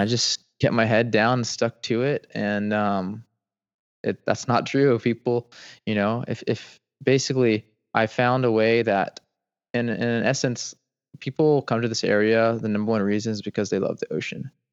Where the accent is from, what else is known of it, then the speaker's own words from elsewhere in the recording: Atlanta, Georgia, United States; moved away as an adult; now in Seagrove, Florida, United States; I grew up in Atlanta, Georgia, the suburbs, about four to five minutes north of Atlanta.